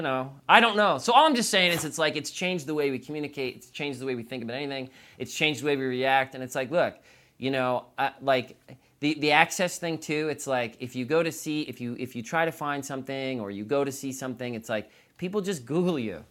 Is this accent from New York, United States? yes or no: yes; New York, United States; now in Southern California, United States; I'm from New York